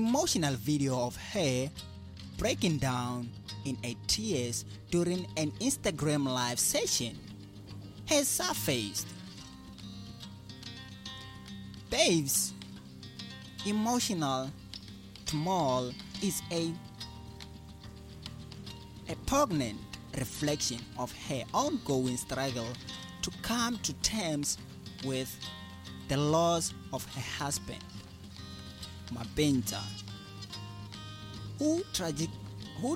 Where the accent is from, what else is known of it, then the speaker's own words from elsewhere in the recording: South Africa; I'm proud to be a South African right now